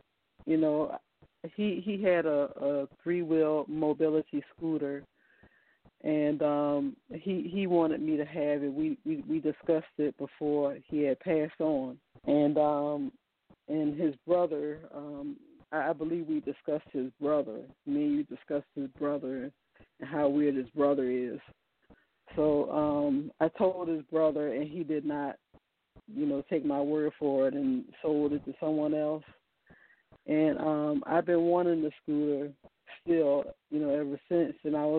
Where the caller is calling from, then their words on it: Virginia, United States; I'm calling from Virginia.